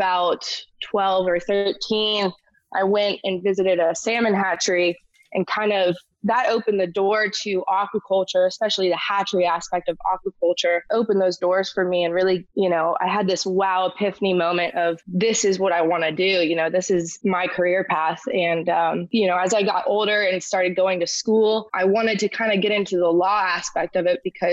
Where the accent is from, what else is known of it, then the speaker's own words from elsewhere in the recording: Ormond Beach, Florida, United States; also born or lived in Gainesville, Florida; I'm a Florida native. I was born in Gainesville, Florida, but I grew up in Ormond Beach, which is near Daytona